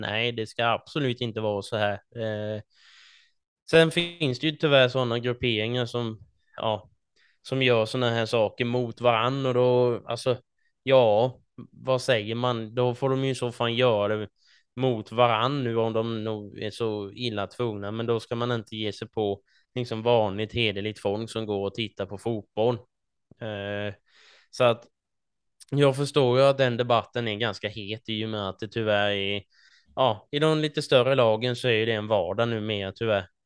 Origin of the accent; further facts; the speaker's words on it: Småland, Sweden; som smålänningar eh, som vi är